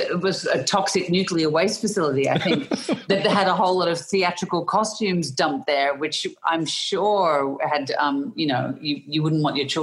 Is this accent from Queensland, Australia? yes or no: no; Melbourne, Victoria, Australia; accent: Australian; I was born in Melbourne in Australia